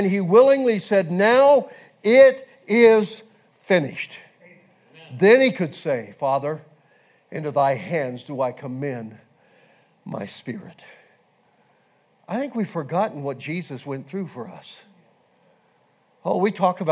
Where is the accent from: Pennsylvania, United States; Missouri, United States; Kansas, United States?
Kansas, United States; I grew up in Kansas, and I grew up fishing